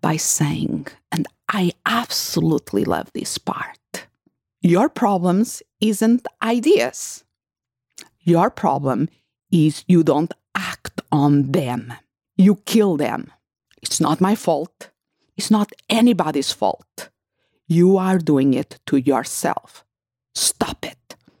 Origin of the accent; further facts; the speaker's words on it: Portugal; my family house where I grew up in Portugal